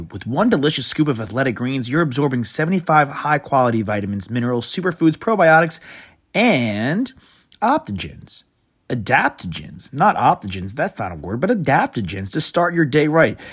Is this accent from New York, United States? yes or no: yes; Long Island, New York, United States; I grew up in New York